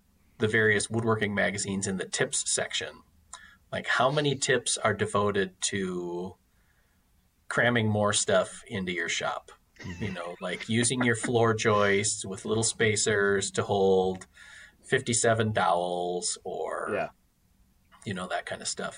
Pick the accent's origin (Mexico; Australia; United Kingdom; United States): United States; Wisconsin; I come from Wisconsin